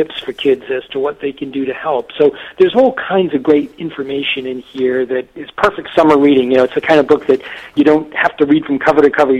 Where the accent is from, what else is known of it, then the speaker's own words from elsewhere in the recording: Massachusetts, United States; I grew up in a little textile mill town in Massachusetts